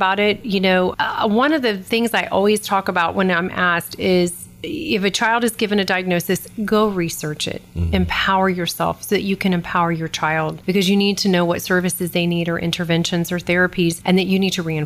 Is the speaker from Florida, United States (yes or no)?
yes; Florida, United States; I'm from Florida